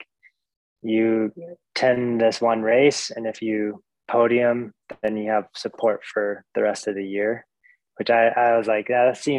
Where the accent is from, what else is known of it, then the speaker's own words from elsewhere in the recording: Fairbanks, Alaska, United States; now in Anchorage, United States; I grew up in Fairbanks, Alaska